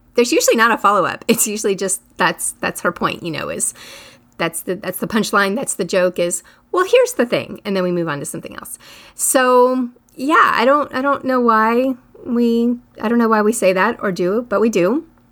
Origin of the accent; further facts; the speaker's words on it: United States; I'm American.